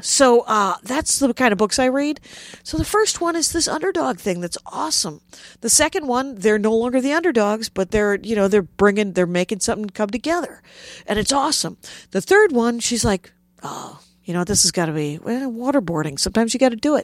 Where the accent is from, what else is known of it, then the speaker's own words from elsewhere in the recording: South Milwaukee, Wisconsin, United States; I grew up in South Milwaukee